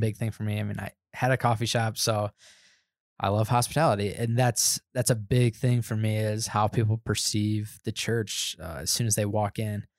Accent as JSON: {"language": "English", "region": "Indiana", "country": "United States", "tie": "born or raised there", "moved": "as an adult", "lives_now": "Denver, United States", "said": "I was born and raised in Indiana, never, never moved outside of going to Costa Rica"}